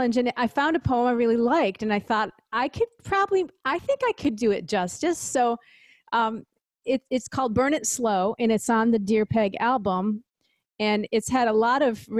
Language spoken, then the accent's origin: English; Syracuse, New York, United States; my hometown, Syracuse, New York, Syracuse, Ithaca area.